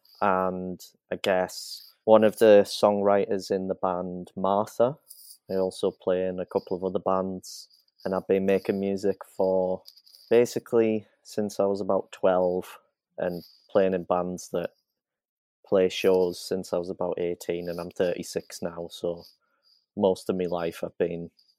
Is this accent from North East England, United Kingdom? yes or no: yes; County Durham, North East England, United Kingdom; County Durham, which is where I'm from